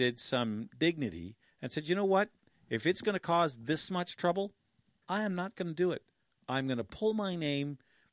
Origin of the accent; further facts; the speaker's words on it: Killaloe, Ontario, Canada; my hometown in Killaloe